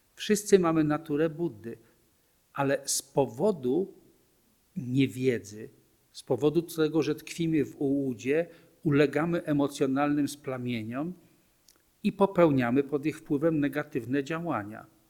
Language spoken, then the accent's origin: Polish; Poland; urodziłem się w Polsce, w męskim ciele